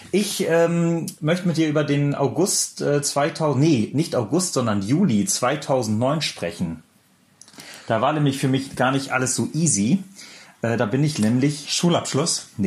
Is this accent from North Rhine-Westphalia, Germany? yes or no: no; Bremen, Germany; now in Stuttgart, Germany; Also ich bin dann von Bremen nach Stuttgart gezogen oder von einem, meinem kleinen Dorf zu Hause nach Stuttgart.